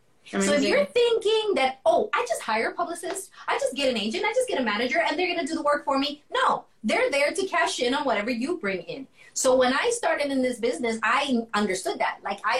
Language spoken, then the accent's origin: English; U.S. Virgin Islands; And I grew up in the Virgin Islands as one of the places that were, I've got a lot of influences